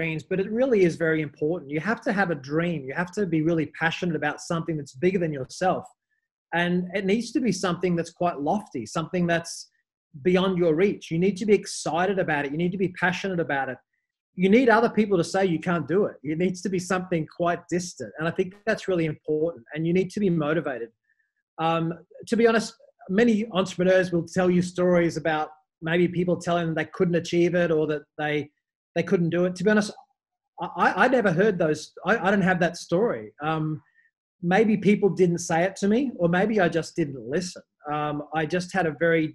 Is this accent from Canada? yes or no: no; Australia; moved away as an adult; also born or lived in Dubai / Mumbai; I'm Australian. I first left Australia in 2008